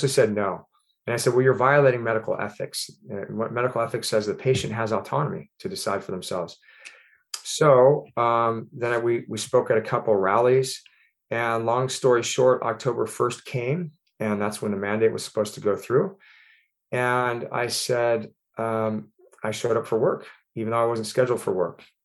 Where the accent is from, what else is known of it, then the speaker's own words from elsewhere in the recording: Ventura County, California, United States; also born or lived in San Diego, California / Boston, Massachusetts; I grew up, born and raised in Ventura County, California